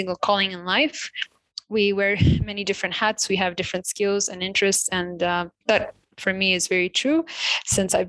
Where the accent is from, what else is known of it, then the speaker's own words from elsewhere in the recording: Addis Ababa, Ethiopia; moved away as an adult; also born or lived in India; born and raised in Addis Ababa, Ethiopia. I spent the first 18 years of my life in Ethiopia